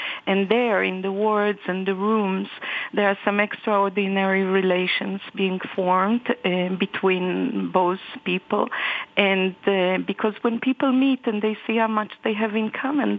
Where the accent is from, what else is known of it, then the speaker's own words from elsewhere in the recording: Israel; I'm Israeli, and I haven't been to Gaza since 2006